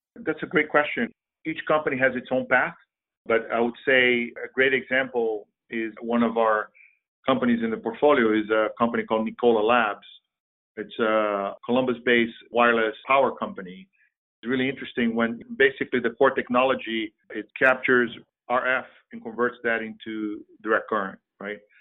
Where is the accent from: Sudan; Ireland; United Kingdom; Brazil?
Brazil; now in United States; I'm originally from Brazil. I've been in the States for 35 plus years.